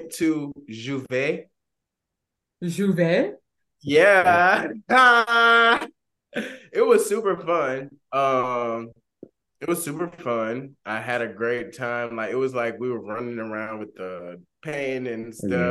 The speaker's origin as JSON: {"language": "English", "region": "Georgia", "country": "United States", "said": "I'm from Georgia"}